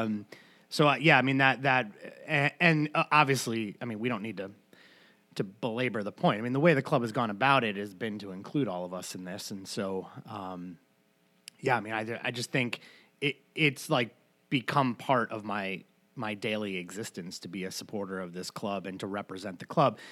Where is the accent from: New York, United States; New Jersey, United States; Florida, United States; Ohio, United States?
New York, United States; now in Madison, United States; growing up in New York